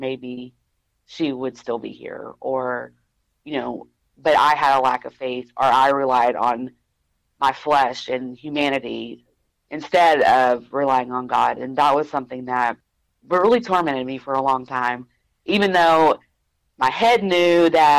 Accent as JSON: {"language": "English", "region": "Louisiana", "country": "United States", "tie": "born or raised there", "also_born_or_lived": "Arkansas", "moved": "as an adult", "said": "I grew up in Louisiana, but 15 years ago, I moved to Arkansas"}